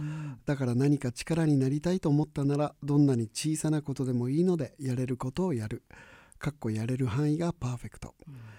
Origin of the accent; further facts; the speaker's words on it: Hokuriku, Niigata, Japan; moved away; 僕もあの北陸新潟の生まれでね